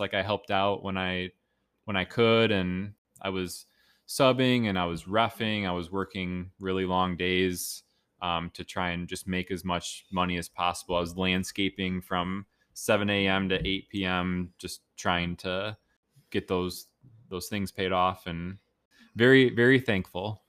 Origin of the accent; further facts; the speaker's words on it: Grosse Pointe, Michigan, United States; now in Plymouth, United States; I grew up in Grosse Pointe